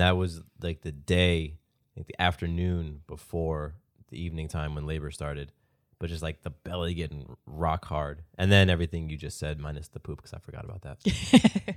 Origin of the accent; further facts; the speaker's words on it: the South, United States; I'm from the South. I live in Georgia.